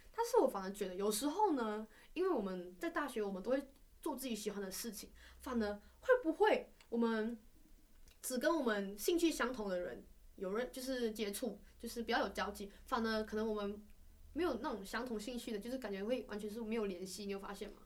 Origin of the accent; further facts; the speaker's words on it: Malaysia; accent: Malaysian; moved away as an adult; now in Taiwan; 我们都来自马来西亚